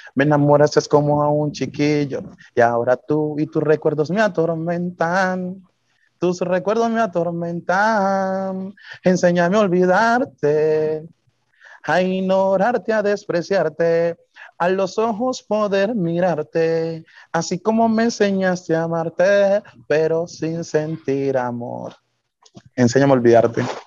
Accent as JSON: {"language": "Spanish", "town": "Llorente", "region": "Nariño", "country": "Colombia", "also_born_or_lived": "Bogotá / Cali", "said": "tener el nombre de mi pueblo en alto"}